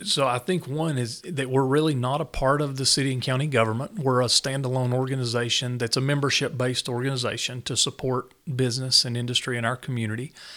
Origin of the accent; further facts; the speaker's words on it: Newport, Tennessee, United States; growing up in Newport, I never really thought I would leave Tennessee